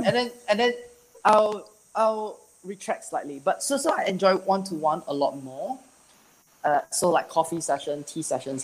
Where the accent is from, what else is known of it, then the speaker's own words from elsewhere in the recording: Singapore; I'm from Singapore